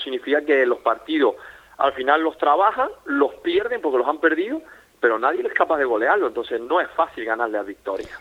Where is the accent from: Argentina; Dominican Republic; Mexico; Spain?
Spain; Yo soy español